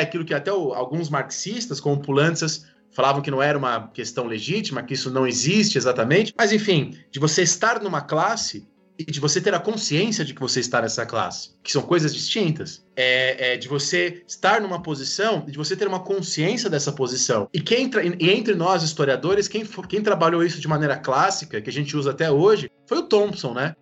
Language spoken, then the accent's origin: Portuguese; São Paulo, Brazil; eu nasci no Campo Limpo, na periferia, fui batizado na igreja do Largo 13, na zona sul de São Paulo. E quando eu era criança, o meu pai era professor